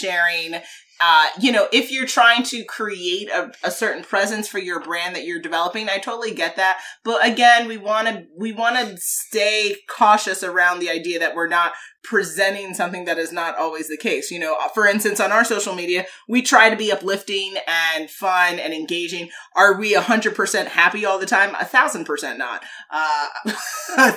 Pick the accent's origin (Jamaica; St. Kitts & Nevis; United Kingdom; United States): Jamaica; I'm Jamaican